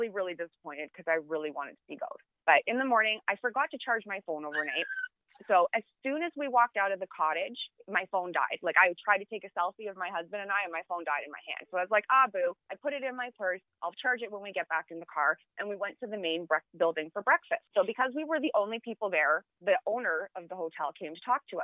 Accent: Canada; I am a Canadian

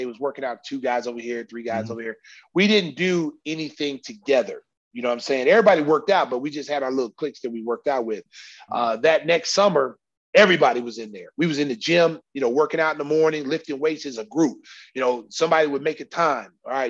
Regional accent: Oklahoma, United States; You know, I came from Oklahoma. I was the man.

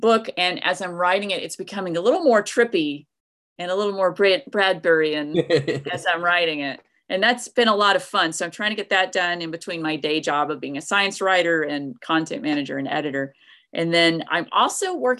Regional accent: East Tennessee, United States; where I grew up in East Tennessee

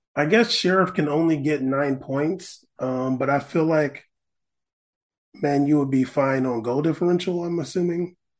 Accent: United States; I'm American

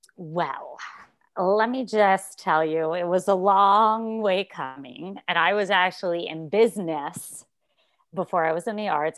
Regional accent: Montreal, Quebec, Canada; moved away as an adult; also born or lived in New York; now in Toronto, Canada; I moved to Toronto 'cause I'm from Montreal originally.

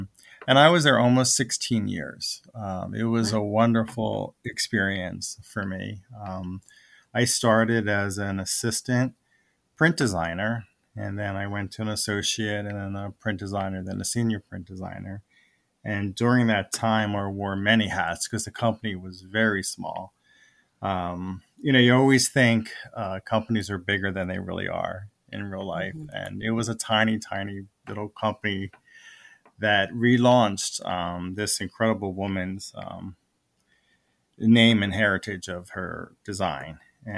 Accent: West Chester, Pennsylvania, United States; I grew up in Westchester, Pennsylvania, which is part of Chester County. I haven't, moved too far.

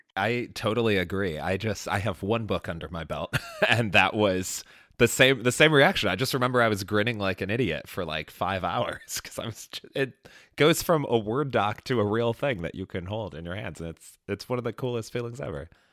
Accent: Chicago, Illinois, United States; I grew up in Chicago

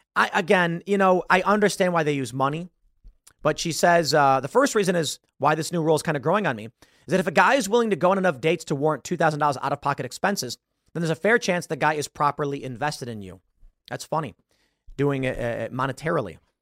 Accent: Chicago, Illinois, United States; I'm from Chicago. I have Chicago sensibilities

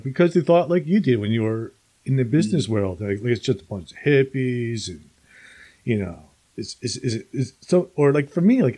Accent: New Jersey, United States; moved away as an adult; also born or lived in Alabama; I grew up here in New Jersey

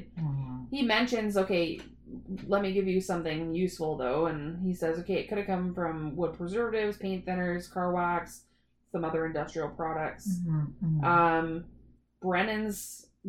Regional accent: Toronto, Ontario, Canada; I grew up in Toronto

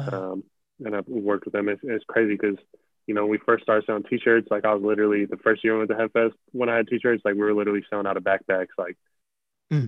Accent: Central Washington, United States; also born or lived in Memphis, Tennessee / Portland, Oregon; now in Seattle area, United States; I grew up in like Central Washington

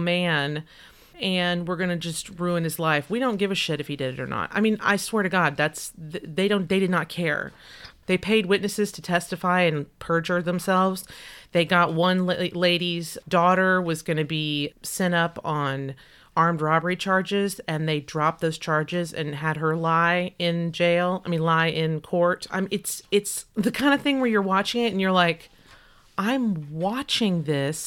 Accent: Texas, United States; accent: twangy Texas; My mother's got a strong Texas accent, and when I'm around her, it comes out

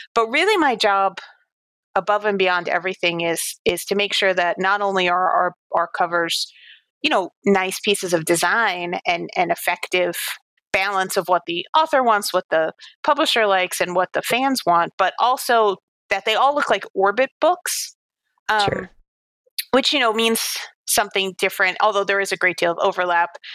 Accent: New York City, New York, United States; I grew up on Staten Island in New York

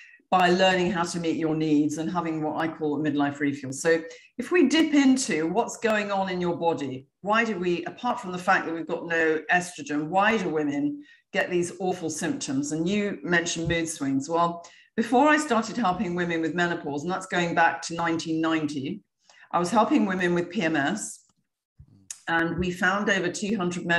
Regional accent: England, United Kingdom; now in Florida, United States; I'm from England, although I live in Florida now

